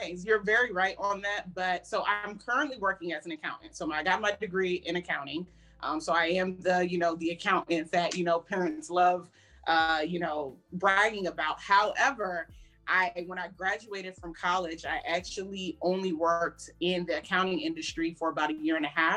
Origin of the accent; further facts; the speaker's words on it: Prince George's County, Maryland, United States; also born or lived in Howard County, Maryland; I was born and raised in PG County. So I'm from the DMV area, born and raised in Maryland, lived majority of my life in PG County